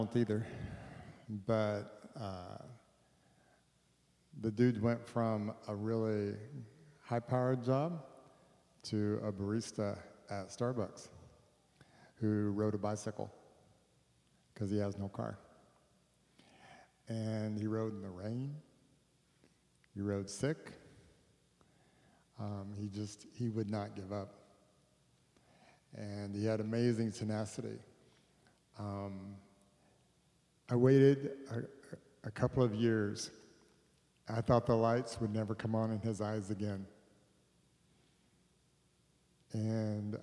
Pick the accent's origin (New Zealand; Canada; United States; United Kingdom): United States; Texas; I'm from Texas